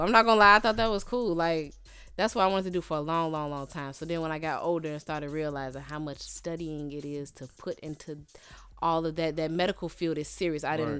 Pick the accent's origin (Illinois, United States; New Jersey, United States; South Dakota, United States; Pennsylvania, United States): Illinois, United States; Chicago; I'm from out South